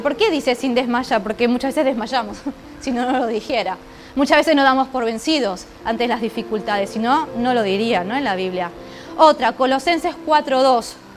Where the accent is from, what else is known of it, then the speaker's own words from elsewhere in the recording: Argentina; now in Ourense, Spain; yo vengo de Argentina